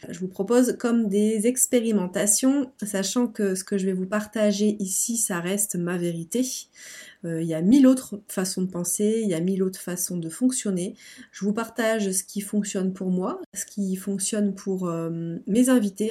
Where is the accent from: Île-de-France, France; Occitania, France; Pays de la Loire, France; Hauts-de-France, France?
Hauts-de-France, France; Lille; Je viens de Lille, donc du nord de la France.